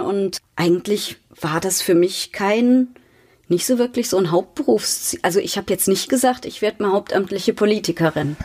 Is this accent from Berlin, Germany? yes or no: no; Mainz, Rhineland-Palatinate, Germany; Ich bin aufgewachsen in Mainz-Laubenheim, war im katholischen Kindergarten, dort in der Grundschule, später auf der maria wart schule habe dann in Mainz studiert